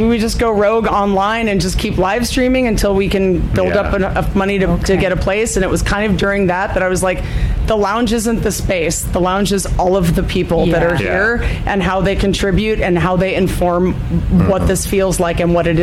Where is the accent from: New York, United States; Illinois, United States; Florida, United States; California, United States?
New York, United States; New York City; moved away as an adult; now in Boise, United States; I grew up on the Lower East Side in Alphabet City